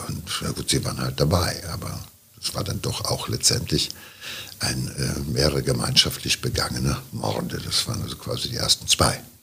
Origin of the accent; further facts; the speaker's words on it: Ruhr area, North Rhine-Westphalia, Germany; hier so bei uns im Pott